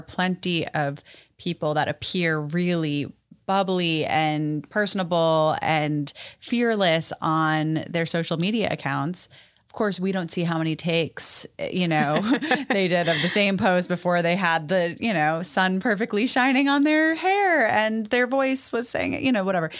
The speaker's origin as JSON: {"language": "English", "town": "New York City", "region": "New York", "country": "United States", "tie": "born or raised there", "moved": "as an adult", "lives_now": "Nashville, United States", "said": "I'm born and raised in New York City"}